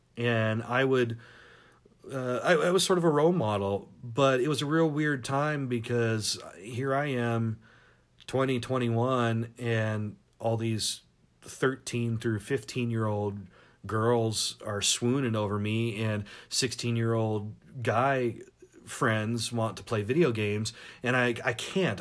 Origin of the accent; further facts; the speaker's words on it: Tacoma, Washington, United States; also born or lived in Seattle / San Diego; growing up in Seattle and Tacoma in the nineties